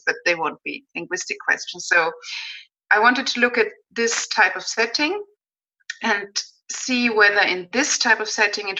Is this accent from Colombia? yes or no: no; Austria; being Austrian, you know, I have colleagues from other booths constantly telling me, oh, these Austrian, they're impossible to understand